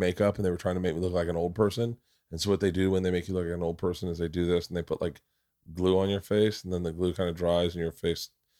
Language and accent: English; Florida, United States; And growing up in Florida, you did not want to be fair skinned. You wanted to be tan.